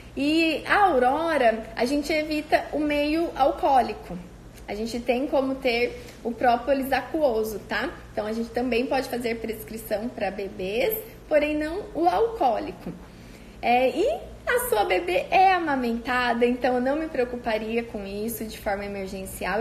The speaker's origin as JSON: {"language": "Portuguese", "town": "Cândido Mota", "region": "São Paulo", "country": "Brazil", "tie": "born or raised there", "moved": "yes", "said": "lá da minha cidade, de Cândido Mota"}